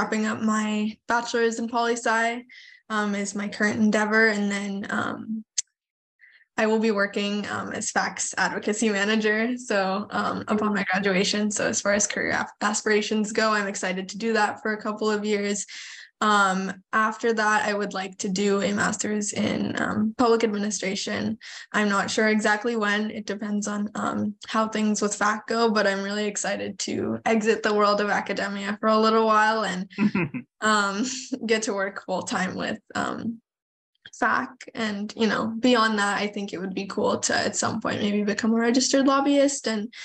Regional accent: Stockton, California, United States; I come from Stockton, California, pretty low income area

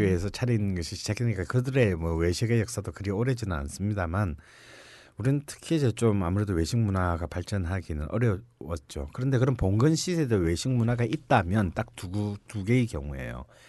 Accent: Busan, South Korea; now in Seoul, South Korea; 난 부산 사람이잖아요

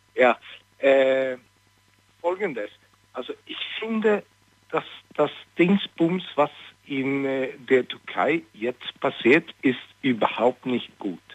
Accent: Stockholm, Stockholm County, Sweden; German is a second language; also born or lived in Istanbul; now in Stuttgart, Germany; ich komme aus Schweden, Stockholm.

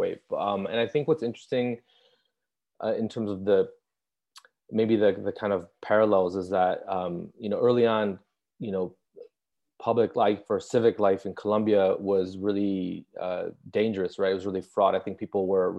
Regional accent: Chicago, Illinois, United States; moved away as an adult; now in Los Angeles, United States; I'm a visual artist currently living in Los Angeles, but I've been, you know, born and raised in Chicago, Illinois

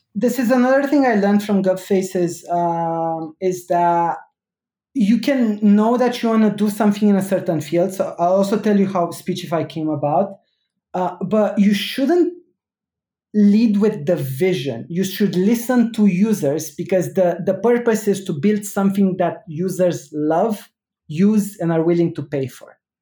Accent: Romania; I grew up in Romania

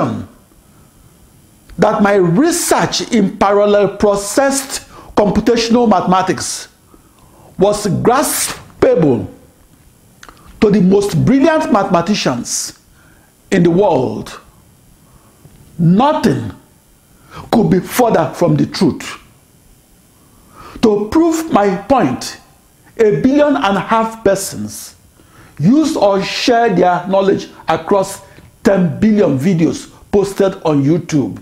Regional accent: Nigeria; now in United States; I am that Nigerian. I am that Nigerian supercomputer scientist

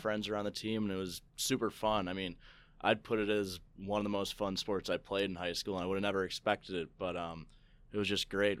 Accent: St. Charles, Illinois, United States; I grew up in Saint Charles

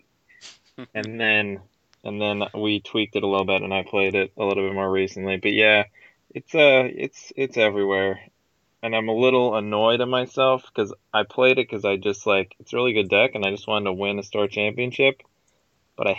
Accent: Madison, Wisconsin, United States; I'm from Madison, Wisconsin in the U.S.

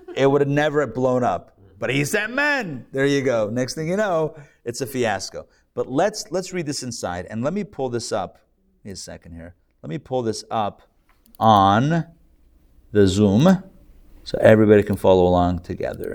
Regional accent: United States

